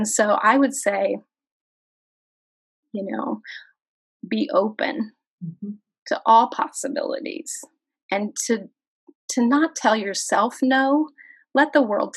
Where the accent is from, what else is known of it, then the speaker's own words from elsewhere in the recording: Kansas, United States; I'm from Kansas